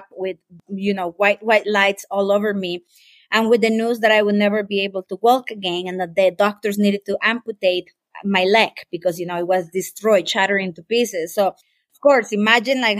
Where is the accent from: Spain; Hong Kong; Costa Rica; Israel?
Costa Rica; I am from Costa Rica, beautiful paradise here